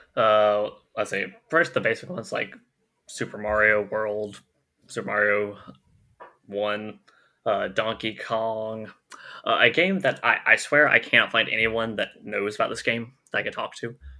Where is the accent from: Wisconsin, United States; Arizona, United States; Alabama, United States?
Alabama, United States; I am from the lovely, lovely state of Alabama